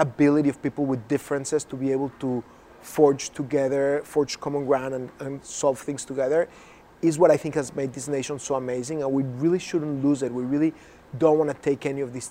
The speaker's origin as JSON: {"language": "English", "region": "Mexico City", "country": "Mexico", "tie": "born or raised there", "moved": "yes", "lives_now": "United States", "said": "I was born in Mexico"}